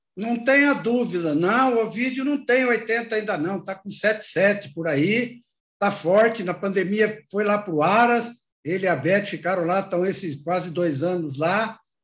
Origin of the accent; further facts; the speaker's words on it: Garça, São Paulo, Brazil; moved away as an adult; also born or lived in Jaboticabal; eu aí cresci em Garça